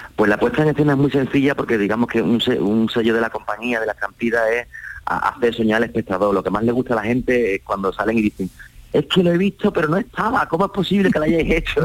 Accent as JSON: {"language": "Spanish", "town": "Cádiz", "region": "Andalusia", "country": "Spain", "said": "siendo gaditano"}